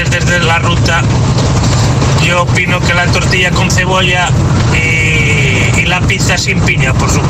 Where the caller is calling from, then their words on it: Getafe, Community of Madrid, Spain; os escucho desde Getafe.